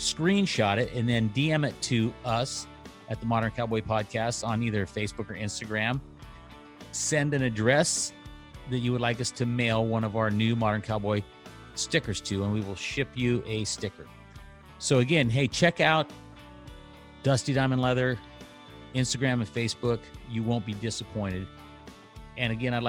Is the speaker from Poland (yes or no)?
no; Loomis, California, United States; also born or lived in Pleasanton, California / Livermore, California / Brentwood, California; now in Arizona, United States; I actually am originally from Northern California. So up above Sacramento, Placer County, Loomis